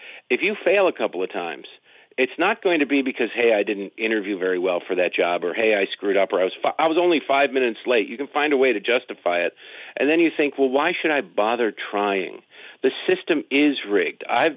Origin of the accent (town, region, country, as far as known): Detroit, Michigan, United States; born or raised there; moved away; also born or lived in Baltimore